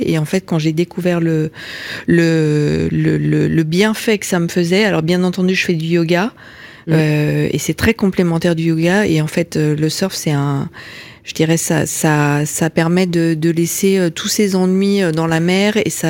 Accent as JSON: {"language": "French", "town": "Lyon", "region": "Auvergne-Rhône-Alpes", "country": "France", "said": "je suis je suis lyonnaise d'origine"}